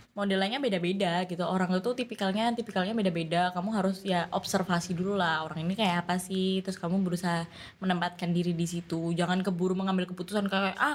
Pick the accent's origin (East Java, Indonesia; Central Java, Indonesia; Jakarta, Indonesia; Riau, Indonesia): East Java, Indonesia; padahal biasa emang kita Jawa Timuran